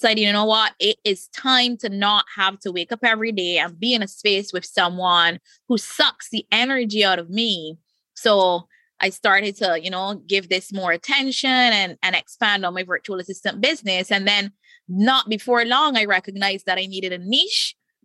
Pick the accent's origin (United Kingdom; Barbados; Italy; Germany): Barbados; I live in the Caribbean. I'm from Barbados.